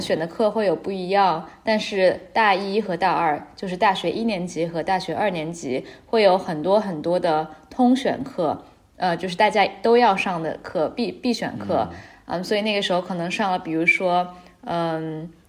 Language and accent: Chinese; China; now in Geneva, Switzerland; 我们中国人